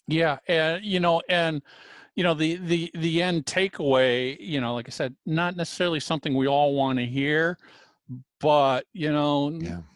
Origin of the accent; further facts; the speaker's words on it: United States; As an American